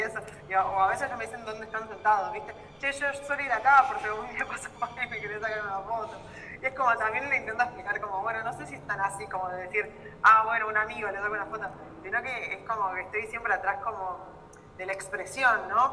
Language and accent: Spanish; Argentina